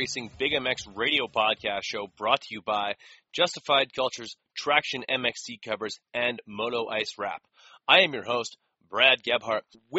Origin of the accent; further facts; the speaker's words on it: Canada; as a Canadian